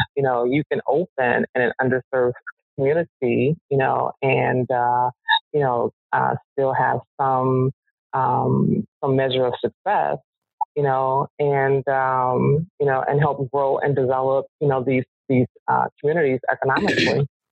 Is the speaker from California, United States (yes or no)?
no; Chicago, Illinois, United States; I live on the South Side. I was born and raised on the South Side